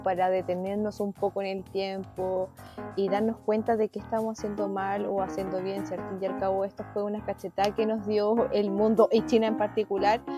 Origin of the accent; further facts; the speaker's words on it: Chile; como mujer chilena y bien aguerrida para sus cosas